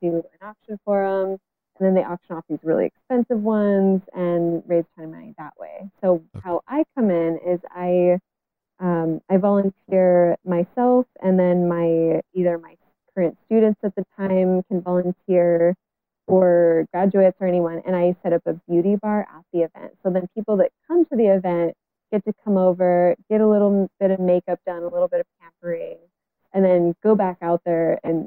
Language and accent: English; Bellingham, Washington, United States; this is my hometown. You know, I'm still living here in Bellingham. I've moved away, but I've come back